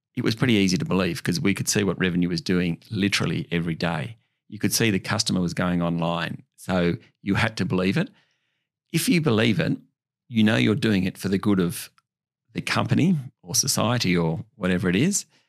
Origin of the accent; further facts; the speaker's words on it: Orange, New South Wales, Australia; I grew up in Orange, country New South Wales, about three and a half hours west of Sydney